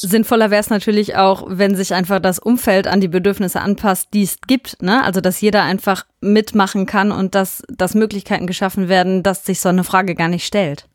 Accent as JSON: {"language": "German", "town": "Hünxe", "region": "North Rhine-Westphalia", "country": "Germany"}